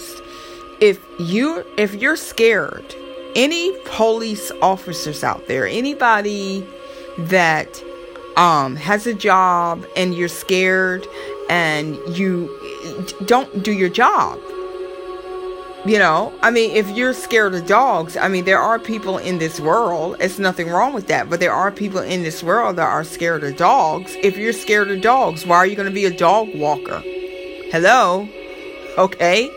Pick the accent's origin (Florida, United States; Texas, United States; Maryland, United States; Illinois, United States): Florida, United States; my family in Florida, that's where I'm from. Everybody know I'm from Florida